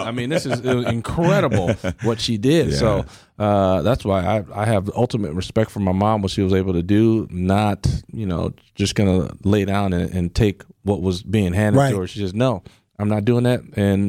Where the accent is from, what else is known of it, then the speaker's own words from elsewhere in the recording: Milwaukee, Wisconsin, United States; I grew up in Milwaukee.